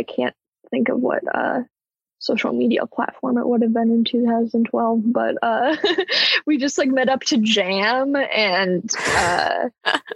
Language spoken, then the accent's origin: English; Portland, United States; moved away as an adult; now in Los Angeles, United States; I am originally from Portland